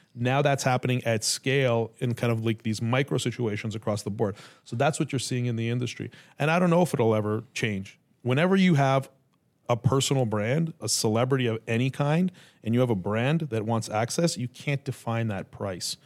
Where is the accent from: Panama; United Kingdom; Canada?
Canada; now in United States; I'm Canadian